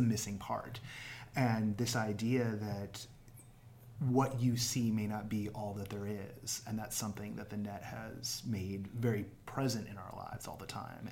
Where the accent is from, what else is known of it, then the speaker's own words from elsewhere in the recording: Bay Area, California, United States; also born or lived in Orange County / Anaheim; I grew up in the Bay Area and we had Bart